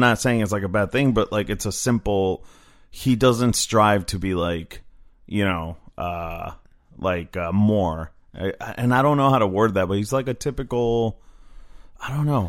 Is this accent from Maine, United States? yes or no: no; Phoenix, Arizona, United States; also born or lived in Koreatown, Los Angeles; now in Los Angeles, United States; I grew up in Phoenix